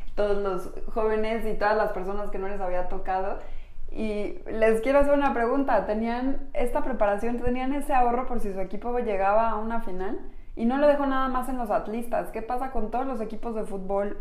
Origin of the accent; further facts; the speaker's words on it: Mexico; Somos mujeres mexicanas